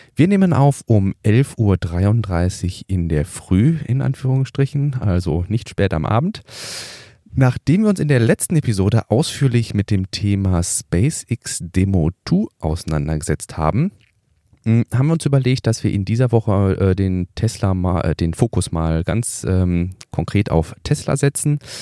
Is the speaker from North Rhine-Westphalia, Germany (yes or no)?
yes; Ruhr area, North Rhine-Westphalia, Germany; ich komme aus dem Ruhrpott